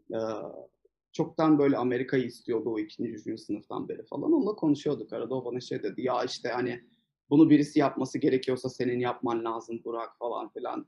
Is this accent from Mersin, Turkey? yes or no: yes; Mersin, Turkey; moved away as an adult; also born or lived in Istanbul; ben Mersinliyim. Liseyi Mersin'de okudum.